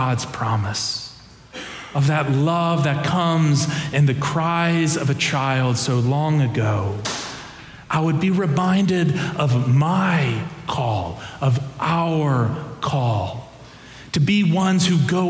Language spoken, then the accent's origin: English; Ohio, United States; moved away; the church that I grew up in Ohio